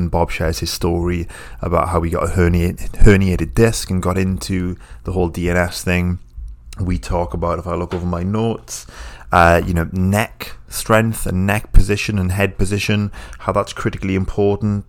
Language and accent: English; United Kingdom; I'm British